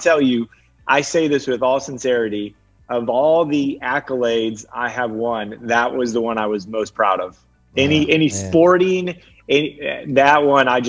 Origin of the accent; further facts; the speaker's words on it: Peoria, Illinois, United States; moved away as an adult; now in Dallas, United States; Peoria is my hometown.